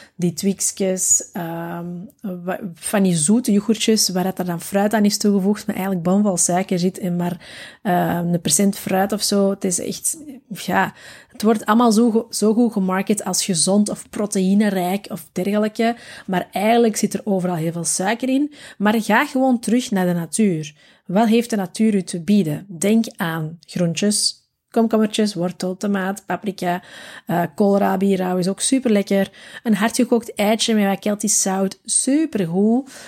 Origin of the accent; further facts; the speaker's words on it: Belgium; Wij zijn als Belg